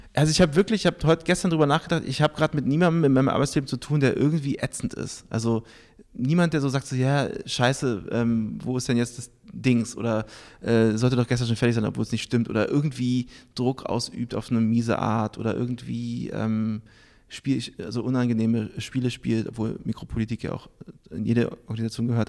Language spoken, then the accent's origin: German; Berlin, Germany; moved away as an adult; also born or lived in New York; ich bin geboren in Berlin